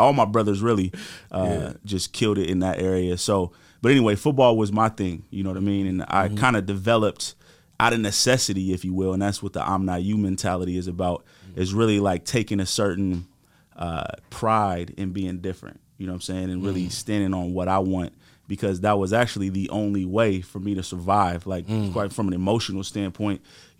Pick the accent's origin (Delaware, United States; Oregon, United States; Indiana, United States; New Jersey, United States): Oregon, United States; Portland; So we grew up here in Portland, Oregon.